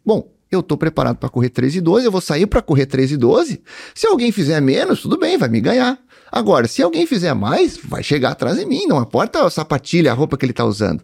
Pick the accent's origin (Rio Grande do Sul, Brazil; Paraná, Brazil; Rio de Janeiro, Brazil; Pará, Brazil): Rio Grande do Sul, Brazil; Cruz Alta; nasci em Cruz Alta, né, em 1982